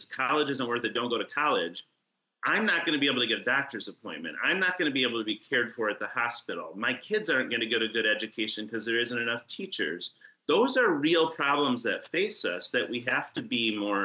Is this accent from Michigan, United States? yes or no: yes; Northern Lower Peninsula, Michigan, United States; I am from Northern Michigan. I grew up in Northern Lower Peninsula.